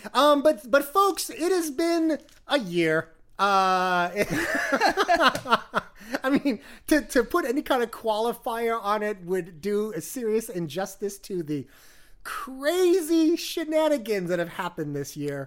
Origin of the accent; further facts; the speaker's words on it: New York, United States; as a New Yorker